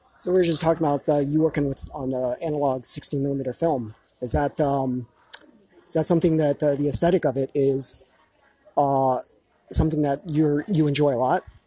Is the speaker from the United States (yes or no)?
no; Taiwan; moved away; this is taiwan my home country